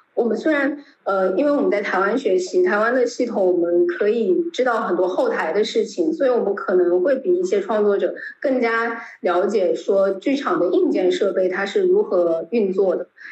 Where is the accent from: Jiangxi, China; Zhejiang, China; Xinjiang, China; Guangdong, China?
Guangdong, China; 我是广东人，然后我一直在南方生活